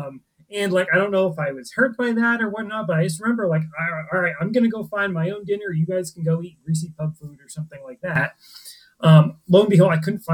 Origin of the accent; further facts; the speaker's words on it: New Hampshire, United States; I grew up in New Hampshire.